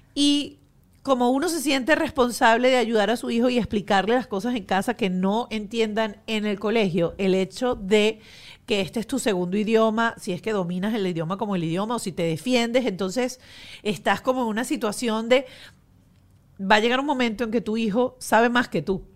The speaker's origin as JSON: {"language": "Spanish", "country": "Venezuela", "moved": "yes", "lives_now": "United States", "said": "para nosotros los venezolanos, este, muy importante, biólogo. Eh, todos los que pasamos por, por el colegio o por, el bachillerato, pues tuvimos los libros de Serafín Masparrota"}